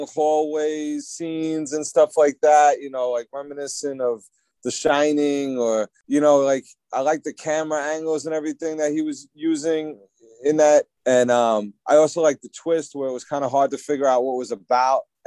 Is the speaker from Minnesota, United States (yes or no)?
no; New Jersey, United States; I'm definitely from Jersey.